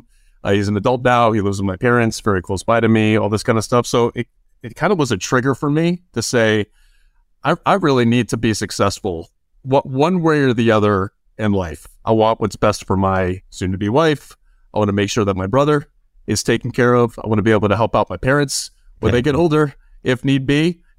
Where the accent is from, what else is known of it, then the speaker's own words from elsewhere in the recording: Chicago, Illinois, United States; I grew up in the Chicagoland area.